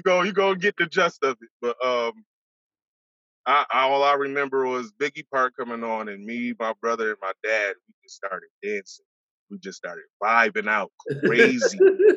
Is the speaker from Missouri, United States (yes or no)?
no; Rochester, New York, United States; also born or lived in the South / California / North Carolina; I'm from Rochester, New York. Born and raised in Rochester, New York, upstate New York. 19th Ward